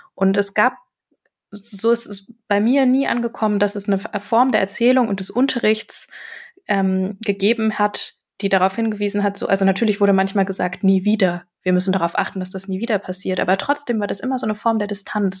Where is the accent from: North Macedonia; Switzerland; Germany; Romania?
Germany; ich bin eine äh, in Deutschland geborene Person